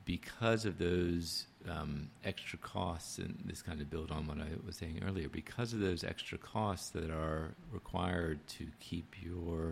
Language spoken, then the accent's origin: English; Washington, District of Columbia, United States; Washington, my hometown